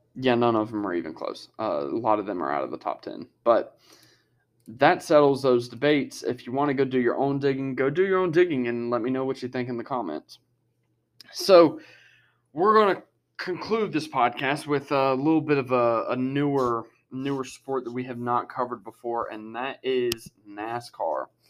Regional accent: Harrisburg, United States; a team representing my hometown

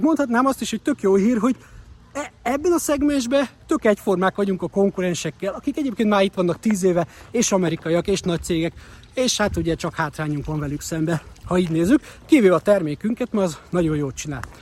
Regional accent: Hungary; moved away as an adult; now in United States

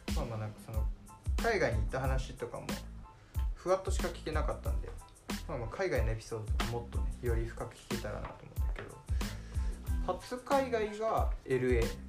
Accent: Shizuoka, Japan; 僕も静岡出身

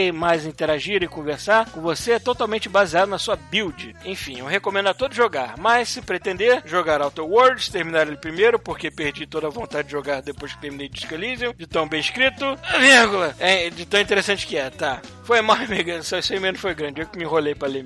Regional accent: Cotia, São Paulo, Brazil; tenho 21 anos, sou de Cotia, é São Paulo.

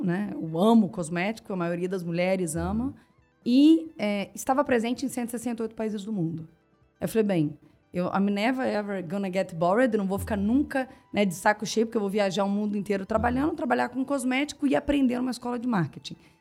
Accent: Barra Mansa, Rio de Janeiro, Brazil; moved away as an adult; also born or lived in Três Rios; eu nasci em Três Rios, cresci em Barra Mansa e fui para o Rio de Janeiro fazer faculdade

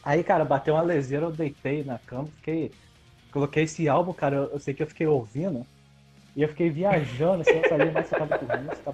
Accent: Rio de Janeiro, Brazil; Eu sou do interior do estado, eu sou fluminense Só que é, a minha cidade, ela fica na divisa com Minas e com o Espírito Santo, ali, bem ao norte do estado.

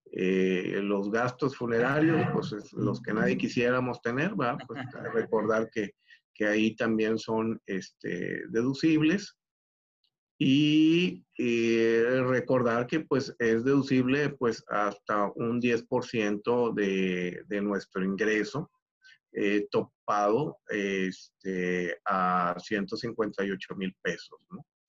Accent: Mexico; como buen mexicano

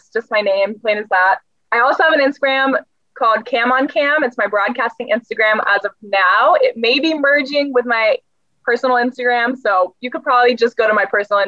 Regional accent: the South, United States; I'm also from the South. And so I'm very big on these like little acts of kindness because we're so big on Southern hospitality.

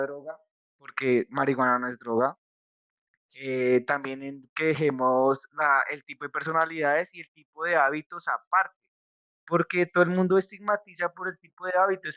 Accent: Colombia; somos de Colombia

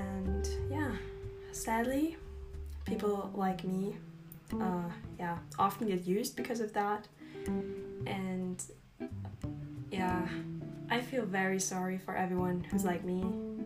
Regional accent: Austria; first language German; English is a second language; I'm from Austria, and no, I'm not from Australia

